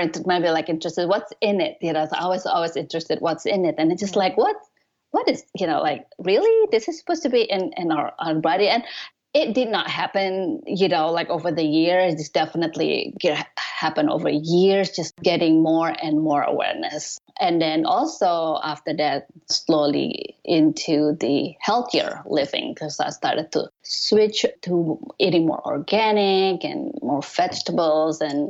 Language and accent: English; Indonesia; moved away as an adult; also born or lived in Japan / Colorado; now in United States; I'm originally from Indonesia